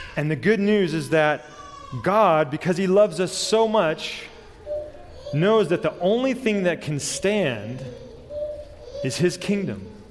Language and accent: English; Southern California, United States; I was born and raised in Southern California, so I know earthquakes